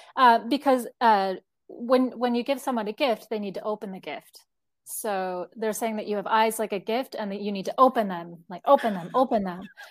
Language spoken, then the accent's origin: English; United States; moved away as an adult; now in Mexico; I was born and raised in the United States